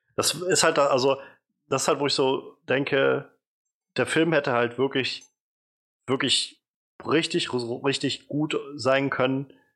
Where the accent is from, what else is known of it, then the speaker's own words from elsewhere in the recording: a city in former East Germany, eastern Germany, Germany; ich bin nicht mehr im Osten aufgewachsen, aber gab dann doch genug, äh, alte Bauten noch in der Stadt, wo ich aufgewachsen bin, die ja immer noch aus D D R-Zeiten da standen